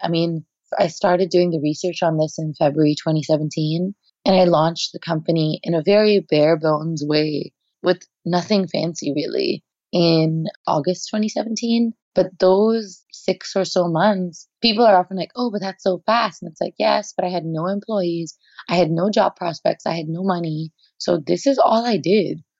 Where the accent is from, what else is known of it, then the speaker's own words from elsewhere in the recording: India; moved away as an adult; now in United States; I am Indian at my core. I'm not Indian American.